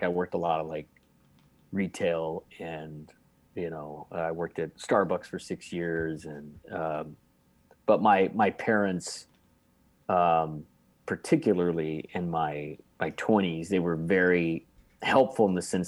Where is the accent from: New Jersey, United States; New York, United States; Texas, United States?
Texas, United States; Arlington; I grew up in Arlington, which is right between Dallas and Fort Worth